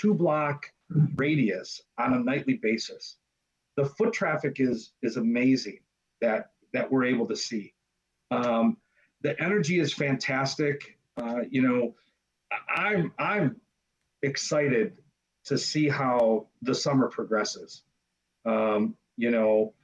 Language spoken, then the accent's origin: English; United States; I grew up on Bellevue and Murray, which is about six blocks away